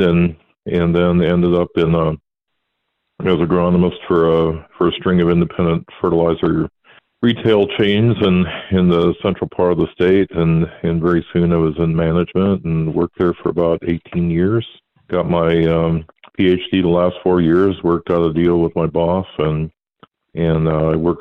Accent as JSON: {"language": "English", "town": "New Lenox", "region": "Illinois", "country": "United States", "tie": "born or raised there", "also_born_or_lived": "Joliet, Illinois", "moved": "yes", "lives_now": "North Dakota, United States", "said": "I was born in Joliet and then raised in New Lenox, which is about 6 miles outside of town"}